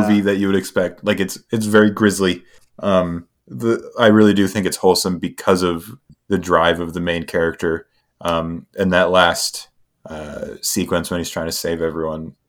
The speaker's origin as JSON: {"language": "English", "country": "United States", "said": "I'm American"}